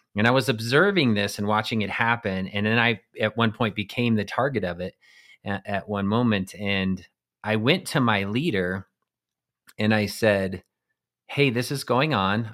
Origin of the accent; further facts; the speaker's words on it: eastern plains of Colorado, United States; I grew up in Colorado on the eastern plains in a small town.